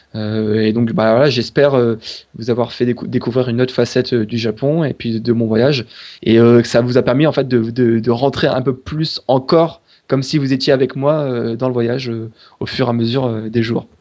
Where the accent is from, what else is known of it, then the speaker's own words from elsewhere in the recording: France; on est français